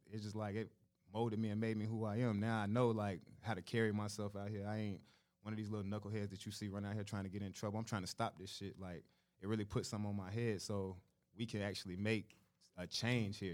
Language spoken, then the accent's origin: English; Charlotte, North Carolina, United States; I'm from Charlotte, North Carolina.